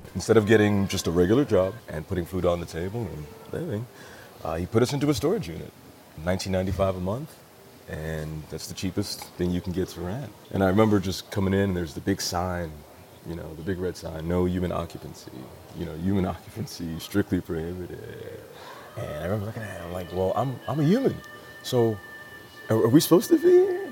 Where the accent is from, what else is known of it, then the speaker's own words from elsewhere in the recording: Seattle, Washington, United States; I was born in West Seattle, uh, across the bridge. Not a bad neighborhood at all. Pretty nice.